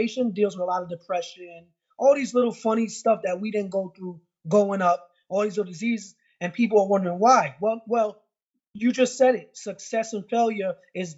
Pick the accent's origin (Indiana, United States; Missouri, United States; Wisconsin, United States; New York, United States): New York, United States; moved away as an adult; also born or lived in Florida; I'm from New York. I had a rough upbringing